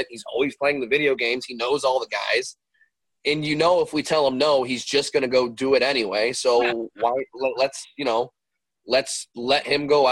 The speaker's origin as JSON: {"language": "English", "town": "Westmont", "region": "Illinois", "country": "United States", "tie": "born or raised there", "also_born_or_lived": "Darien, Illinois", "said": "So I grew up in the west suburbs of Chicago. I've always been out here. I grew up in Westmont, and later on in life, we would move from Westmont to Darien."}